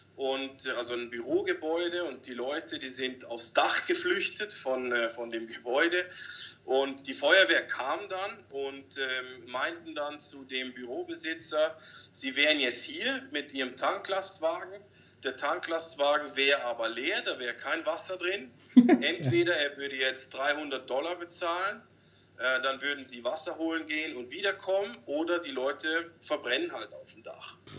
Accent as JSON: {"language": "German", "country": "Switzerland", "moved": "as an adult", "lives_now": "Cambodia", "said": "wir als Schweizer"}